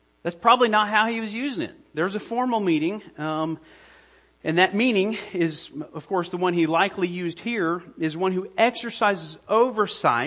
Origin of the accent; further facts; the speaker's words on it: United States; I'm an American